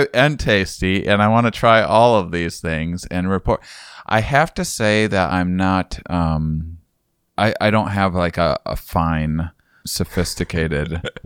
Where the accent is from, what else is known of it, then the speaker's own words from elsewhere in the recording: La Crosse, Wisconsin, United States; moved away; I am in my hometown